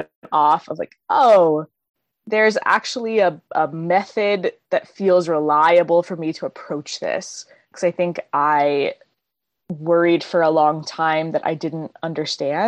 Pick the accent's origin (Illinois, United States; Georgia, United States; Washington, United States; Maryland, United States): Maryland, United States; moved away as an adult; also born or lived in St. Louis, Missouri; now in Seattle, United States; I grew up in Maryland and then moved to St. Louis for school